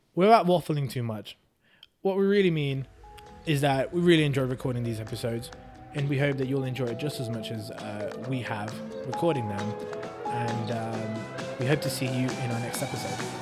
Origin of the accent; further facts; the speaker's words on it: England, United Kingdom; also born or lived in Hungary; I moved to England when I was four